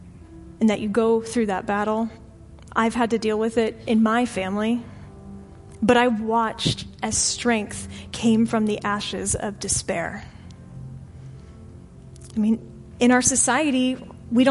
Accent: St. Petersburg, Florida, United States; moved away as an adult; now in Arlington, United States; my hometown of St. Petersburg, Florida

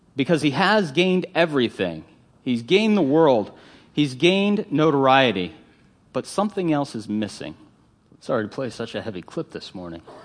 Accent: Northern Virginia, United States; growing up in Northern Virginia

